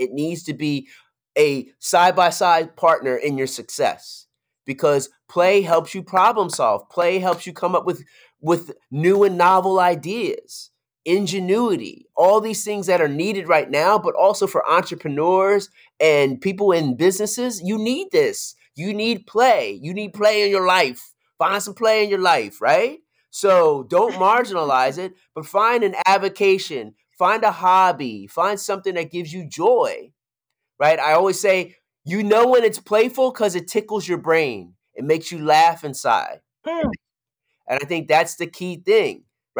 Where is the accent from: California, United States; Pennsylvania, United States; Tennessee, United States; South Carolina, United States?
Pennsylvania, United States; Philadelphia; That's my girl. We're from Philly. That's my girl.